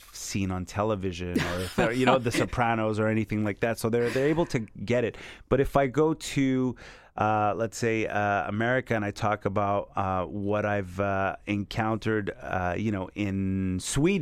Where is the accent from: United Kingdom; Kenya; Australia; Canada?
Canada; also born or lived in Montreal; as a Canadian in France